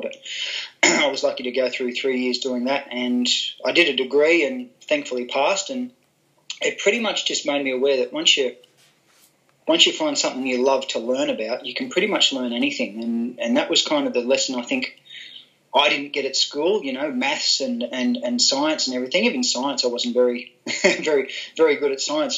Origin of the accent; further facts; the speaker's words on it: Gold Coast, Queensland, Australia; I was brought up on the Gold Coast in Queensland